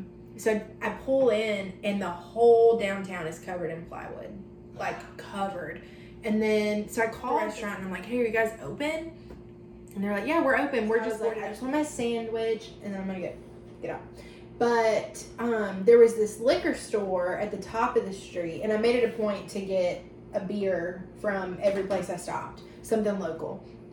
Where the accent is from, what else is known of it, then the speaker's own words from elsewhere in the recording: Georgia, United States; where are you from? And I was like, Georgia.